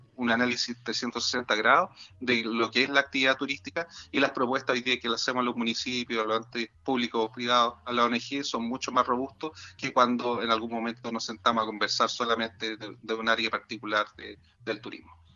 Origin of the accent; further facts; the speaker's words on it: La Serena, Coquimbo, Chile; Yo soy de La Serena, ¿cierto? Por lo tanto, conozco muy bien mi región, conozco muy bien mi ciudad